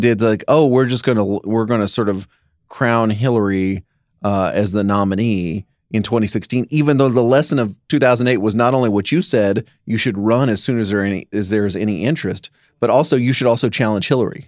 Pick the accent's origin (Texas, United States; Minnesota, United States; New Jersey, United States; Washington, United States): Texas, United States; Dallas; growing up in Dallas-Fort Worth